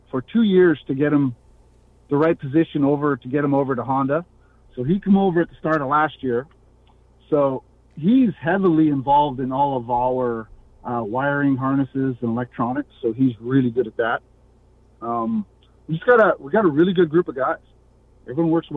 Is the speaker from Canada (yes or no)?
yes; Canada; being Canadian